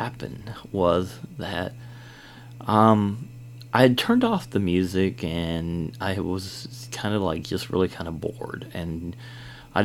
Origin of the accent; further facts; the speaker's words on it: Kentucky, United States; also born or lived in Georgia; I am from Kentucky here.